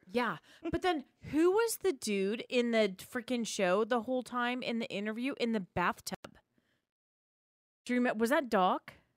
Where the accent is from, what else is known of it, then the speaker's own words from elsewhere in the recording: Spokane, Washington, United States; where I grew up in Spokane